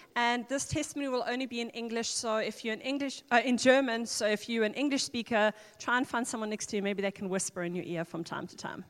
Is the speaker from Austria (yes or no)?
no; Luxembourg; ich komme aus Luxemburg